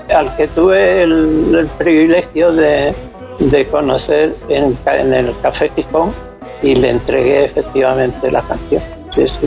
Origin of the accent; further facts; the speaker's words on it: Extremadura, Spain; moved away; also born or lived in Alcalá de Henares; yo he ido toda la vida a mi tierra, a mi casa